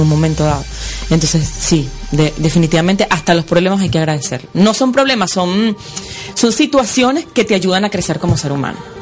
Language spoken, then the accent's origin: Spanish; Venezuela; moved away as an adult; now in Florida, United States; soy venezolana